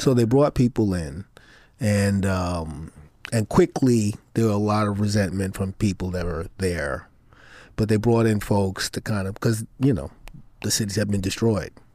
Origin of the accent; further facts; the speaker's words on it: Brooklyn, New York, United States; Brooklyn is what I know. I grew up in Brooklyn